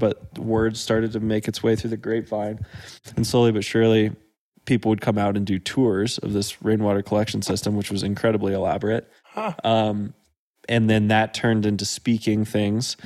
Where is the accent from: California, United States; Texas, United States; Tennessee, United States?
Texas, United States; Dripping Springs; now in Durango, United States; I was born in the countryside, half an hour outside of Austin. The closest town was about a 15-minute drive away called Dripping Springs.